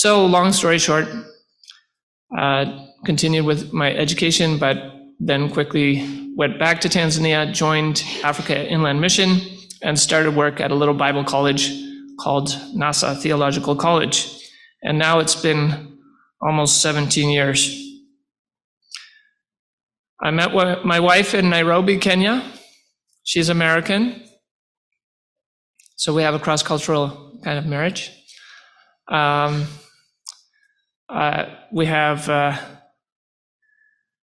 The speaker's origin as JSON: {"language": "English", "town": "Renfrew", "region": "Ontario", "country": "Canada", "tie": "born or raised there", "said": "I was born and raised in the Renfrew area."}